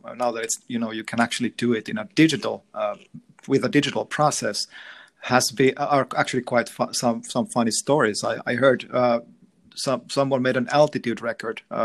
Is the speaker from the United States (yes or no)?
no; Finland; we're in from Finland